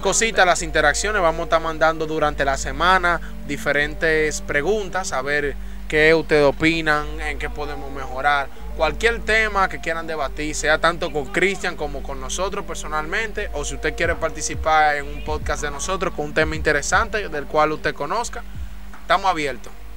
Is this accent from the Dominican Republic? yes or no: yes; San Juan de la Maguana, San Juan, Dominican Republic; somos gente de San Juan. Entonces tú estás hablando con un sanjuanero.